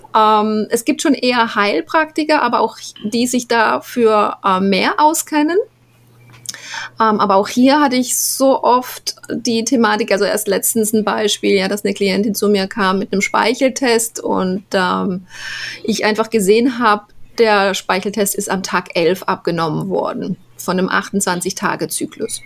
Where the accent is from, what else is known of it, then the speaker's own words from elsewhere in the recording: Black Forest, Baden-Württemberg, Germany; moved away as an adult; now in Panama; ich bin im Schwarzwald groß geworden